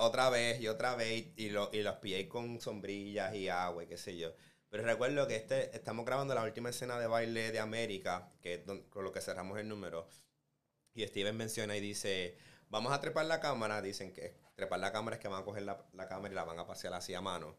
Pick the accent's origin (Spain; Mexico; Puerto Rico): Puerto Rico; now in United States; yo vengo de Puerto Rico